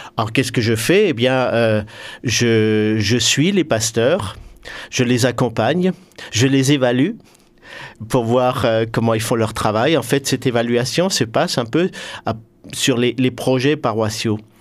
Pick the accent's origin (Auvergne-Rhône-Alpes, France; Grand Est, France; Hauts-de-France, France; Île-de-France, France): Grand Est, France; Hœrdt; je suis originaire de Heurte